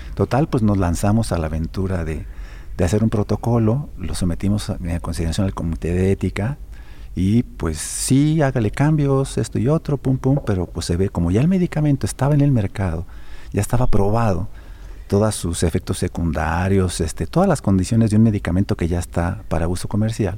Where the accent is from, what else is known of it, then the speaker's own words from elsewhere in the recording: Mexico; also born or lived in Europe; now in Aguascalientes, Mexico; como mexicano y como aguascalentense adoptivo